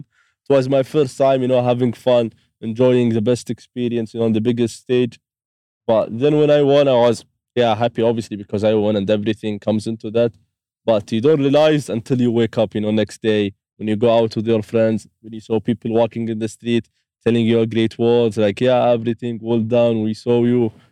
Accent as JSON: {"language": "English", "country": "Saudi Arabia", "said": "I'm from Saudi"}